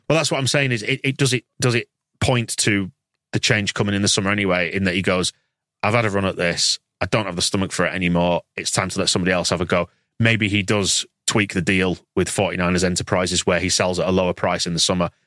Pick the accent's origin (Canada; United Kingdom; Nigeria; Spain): United Kingdom; Yorkshire and the Humber; I'm from Yorkshire